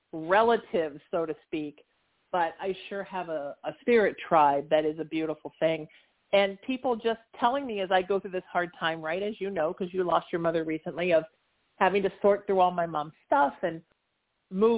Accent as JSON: {"language": "English", "area": "Orange County", "region": "California", "country": "United States", "tie": "born or raised there", "also_born_or_lived": "Surf City (Huntington Beach)", "said": "where I grew up in Orange County, an hour south"}